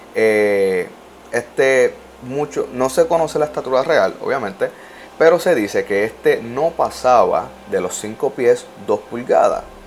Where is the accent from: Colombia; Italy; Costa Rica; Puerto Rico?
Puerto Rico; yo soy boricua